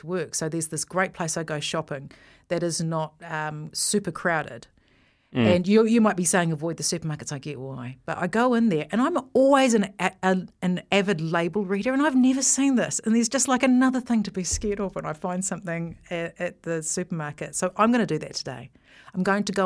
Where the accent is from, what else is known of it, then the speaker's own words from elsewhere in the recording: Thames, Waikato, New Zealand; I was born and raised in Thames